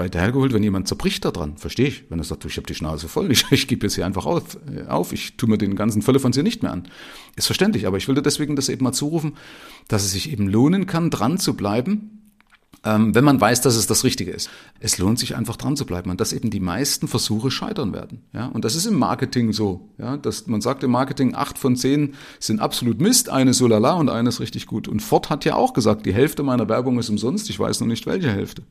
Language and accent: German; former East Germany, Germany; moved away as an adult; also born or lived in Middle Franconia, Bavaria; now in Bavaria, Germany; ich komme also aus der ehemaligen DDR, habe mich hier in Bayern selbstständig gemacht